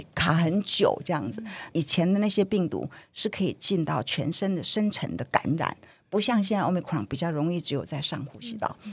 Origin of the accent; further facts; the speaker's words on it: Taiwan; 台湾人，我们